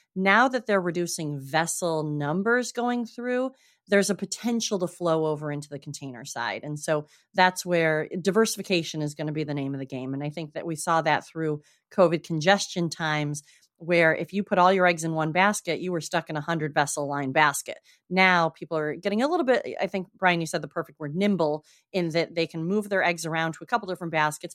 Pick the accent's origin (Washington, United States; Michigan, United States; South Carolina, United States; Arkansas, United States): Michigan, United States; Traverse City; now in South Coast, Massachusetts, United States; I am from Northern Michigan originally